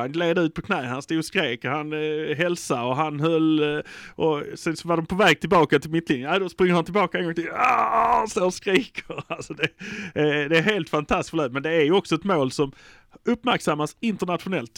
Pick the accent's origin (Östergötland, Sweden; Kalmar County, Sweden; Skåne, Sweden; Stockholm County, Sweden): Skåne, Sweden; Malmö; vi är från Malmö